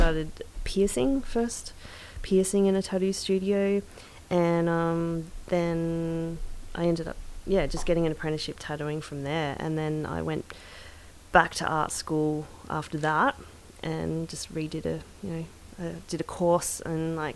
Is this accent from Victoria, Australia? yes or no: yes; Ferntree Gully, Victoria, Australia; I grew up in Ferntree Gully